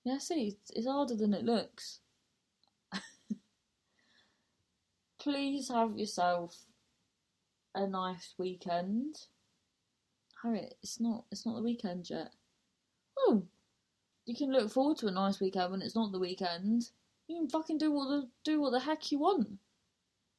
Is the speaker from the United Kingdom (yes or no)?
yes; Truro, South West England, United Kingdom; moved away; I'm in Truro, my hometown